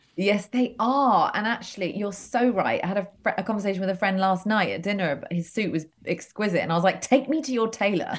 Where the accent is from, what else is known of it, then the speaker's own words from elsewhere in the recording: United Kingdom; also born or lived in Los Angeles; now in London, United Kingdom; I grew up uh, just outside London. So, but, but pretty rural.